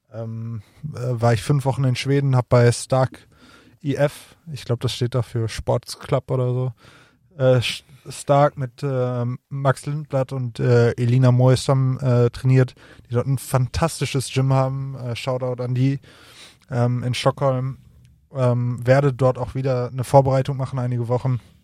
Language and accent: German; near Bochum, North Rhine-Westphalia, Germany; ich komme äh, aus der Nähe von Bochum